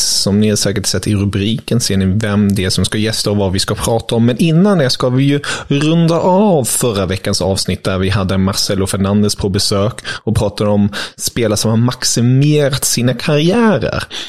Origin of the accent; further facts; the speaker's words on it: Germany; now in Sweden; Jag är ju som bekant tysk